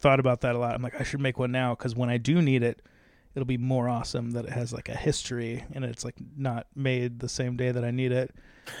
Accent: Cincinnati, Ohio, United States; Oh, I'm from Cincinnati.

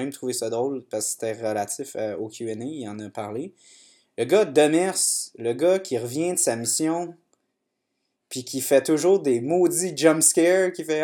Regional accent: Saint-Hubert, Wallonia, Belgium; Moi, je viens de Saint-Hubert.

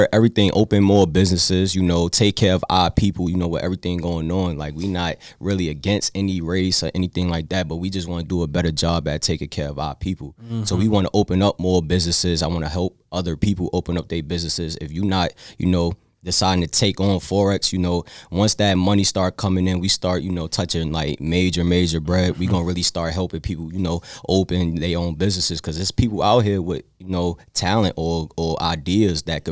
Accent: New York, United States; now in Richmond, United States; I'm from New York, so I know what it is to, like, to live in a lit city.

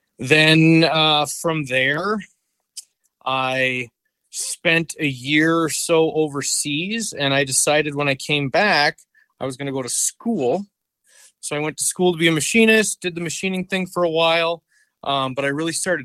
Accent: St. Cloud, Minnesota, United States; also born or lived in Little Falls, Minnesota / Upsala, Minnesota; I was born in Little Falls, I guess, at the hospital there, and lived around Uppsala till I was a few years old. And then I've pretty much been in the St. Cloud area for the rest of my life. I live in Sauk Rapids now.

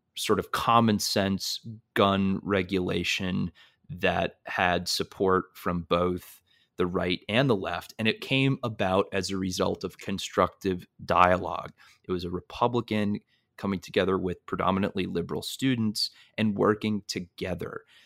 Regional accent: North Shore of Massachusetts, United States; I grew up in the Northeast, in the North Shore of Massachusetts

